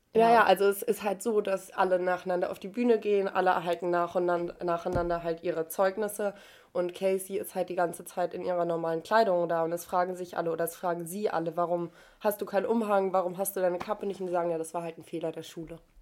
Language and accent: German; Germany; bei uns in Deutschland